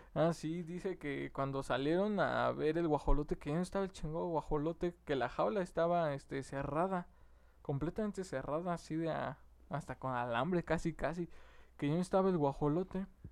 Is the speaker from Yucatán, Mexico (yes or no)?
no; Mexico City, Mexico; Los que somos de la Ciudad de México